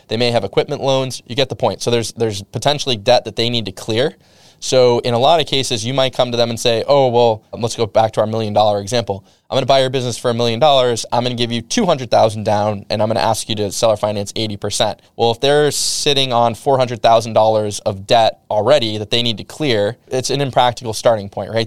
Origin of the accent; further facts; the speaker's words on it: New England, United States; I'm from New England